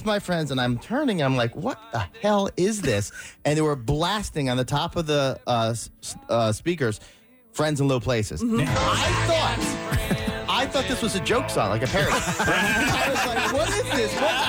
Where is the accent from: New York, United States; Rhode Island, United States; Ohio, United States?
Rhode Island, United States; moved away as an adult; also born or lived in Virginia; I'm from Rhode Island